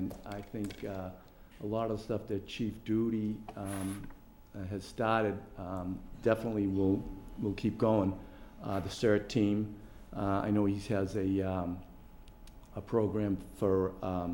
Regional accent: Canton, Massachusetts, United States; also born or lived in Hyde Park; now in Plainville, United States; Grew up in Canton

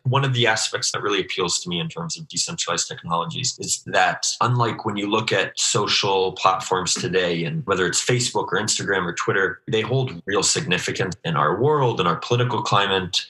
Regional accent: Alaska, United States; moved away as an adult; also born or lived in Anchorage, Alaska / Washington, D.C.; now in Israel; i actually grew up in alaska

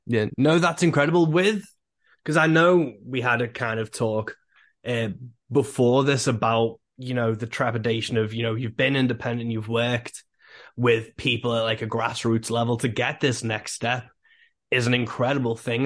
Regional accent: England, United Kingdom; I'm from England

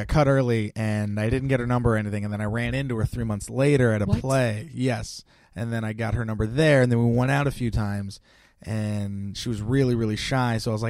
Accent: Bay Area, California, United States; Born and raised in the Bay Area.

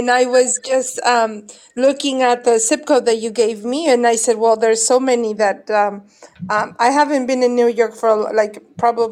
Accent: Mexico; also born or lived in Hoboken, New Jersey; as Mexican

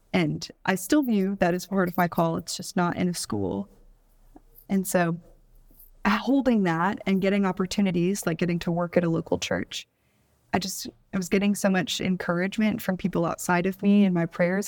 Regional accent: Houston, Texas, United States; moved away as an adult; also born or lived in Bowling Green, Kentucky; now in Atlanta, United States; I grew up in Houston, Texas, but I was raised by Midwesterner, so I have some weird Midwestern qualities

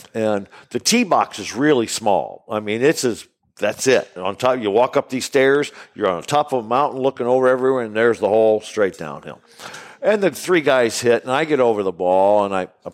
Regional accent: Springfield, Illinois, United States; I grew up in Springfield, Illinois

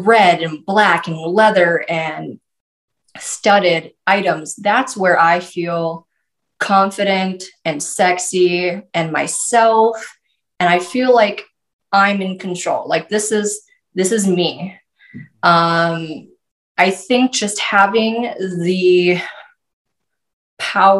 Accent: North Dakota, United States; I'm from North Dakota. We dress a certain way

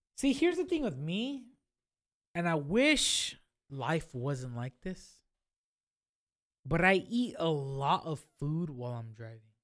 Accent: Fresno, California, United States; as a Fresnonian

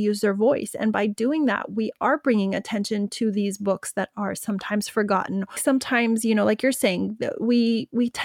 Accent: United States; I'm American. I'm proud to be an American.

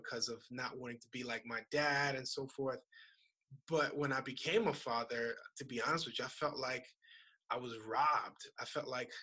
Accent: Opa-locka, Florida, United States; I grew up in Miami in a city called Opa-locka.

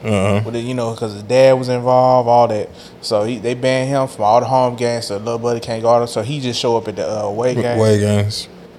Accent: Memphis, Tennessee, United States; everybody know I'm from Memphis, Tennessee.

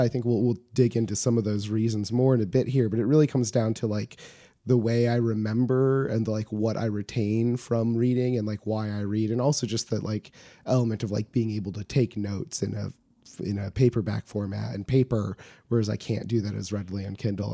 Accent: Homer, Alaska, United States; I grew up in rural Alaska, as I say frequently on this show, but, um, from Homer, my hometown

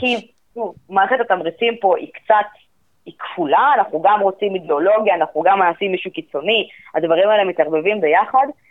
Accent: Israel

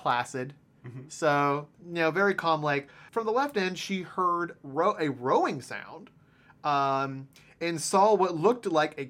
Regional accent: Ohio, United States; I'm from Ohio. This is a daily occurrence.

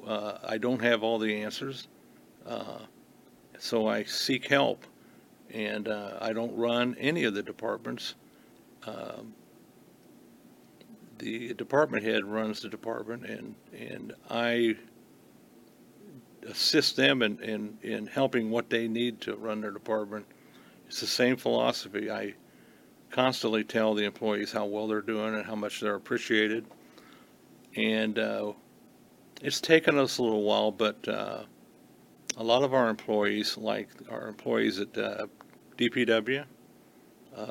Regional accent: Beech Grove, Indiana, United States; born and raised in Beech Grove. I went to school in Beech Grove

